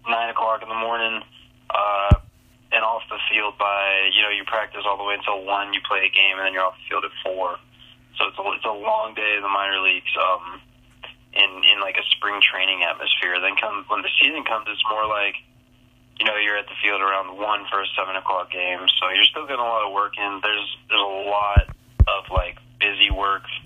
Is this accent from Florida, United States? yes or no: yes; Florida, United States; I'm from Florida